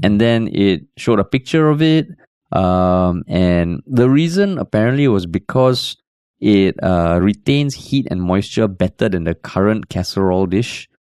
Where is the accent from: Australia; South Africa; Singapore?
Singapore; moved away; I'm a Singaporean based abroad